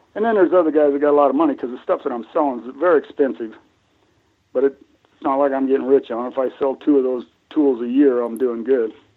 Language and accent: English; Colorado, United States; I grew up in Colorado. Between Connie and I, my wife, um, we're like nine generations in this state.